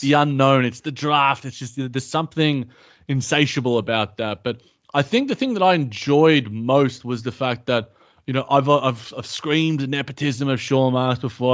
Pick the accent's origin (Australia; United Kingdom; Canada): Australia; as an Australian